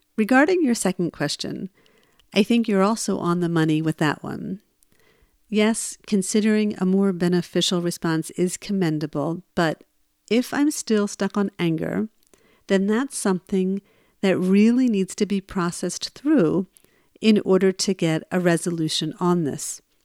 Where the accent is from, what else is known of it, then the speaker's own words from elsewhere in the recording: New Jersey, United States; I'm originally from New Jersey